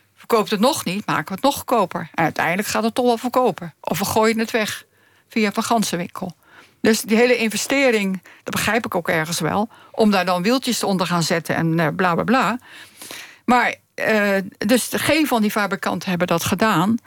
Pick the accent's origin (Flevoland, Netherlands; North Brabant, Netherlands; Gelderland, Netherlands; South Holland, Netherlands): South Holland, Netherlands; Zoetermeer; moved away; also born or lived in The Hague / Friesland; Ik ben geboren in Zoetermeer.